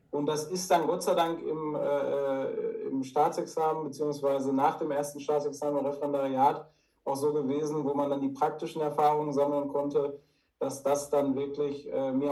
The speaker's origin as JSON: {"language": "German", "town": "Dortmund", "region": "North Rhine-Westphalia", "country": "Germany", "said": "Also als Dortmunder Junge, wenn man das so salopp sagen darf, ist man natürlich hier auch äh, immer Freund und Fan der Borussia."}